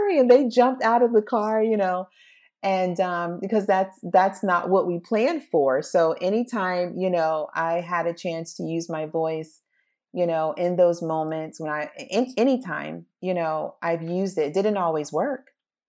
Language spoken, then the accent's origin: English; United States; I appreciate growing up in America